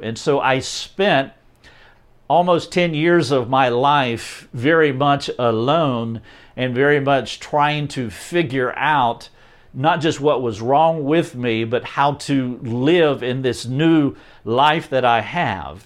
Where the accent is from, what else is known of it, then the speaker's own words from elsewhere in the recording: North Carolina, United States; I am from North Carolina, a little town outside of Charlotte, North Carolina